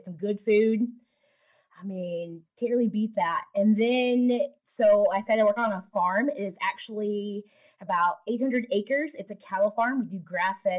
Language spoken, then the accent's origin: English; North Carolina, United States; I am 33 from North Carolina